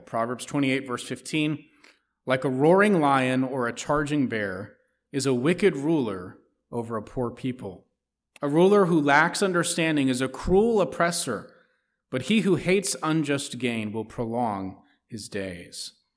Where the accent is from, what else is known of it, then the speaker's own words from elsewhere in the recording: United States; as American citizens